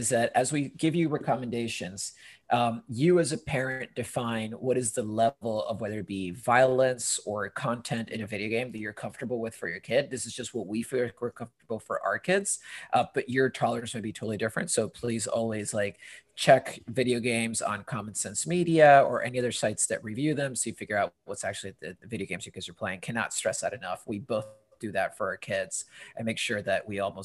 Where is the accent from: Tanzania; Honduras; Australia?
Honduras; also born or lived in London, United Kingdom / United States; now in Portland, United States; I'm originally from Honduras, but now I'm living in Portland. Before this, I lived in London. That's where I met Tom. Before that, it was the States. And before that is where I was born, Honduras.